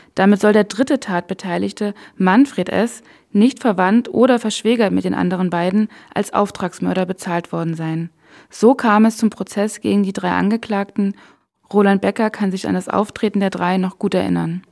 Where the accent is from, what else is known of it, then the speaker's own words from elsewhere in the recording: near Königs Wusterhausen, Brandenburg, Germany; Ich selbst bin auch in Brandenburg geboren und in der Nähe von Königs Wusterhausen aufgewachsen.